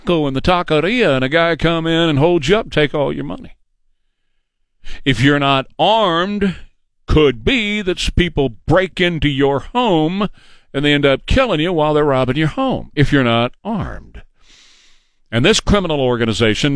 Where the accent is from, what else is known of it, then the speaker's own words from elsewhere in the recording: United States; We as American citizens